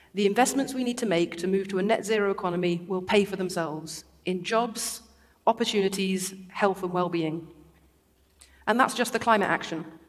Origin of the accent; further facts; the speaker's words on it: Derby, East Midlands, United Kingdom; I grew up in Derby, an industrial city right in the middle of the country, at the foot of the Peak District